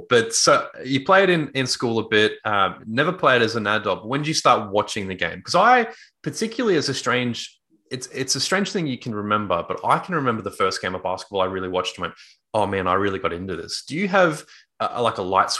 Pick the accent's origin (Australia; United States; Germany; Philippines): Australia; Townsville, Queensland; also born or lived in Brisbane; I was born in Brisbane, moved to Townsville at 3 years old